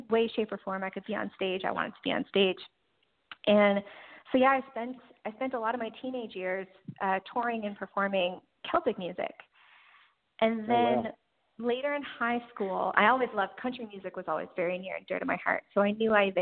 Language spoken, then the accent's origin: English; Newfoundland and Labrador, Canada; I grew up in Newfoundland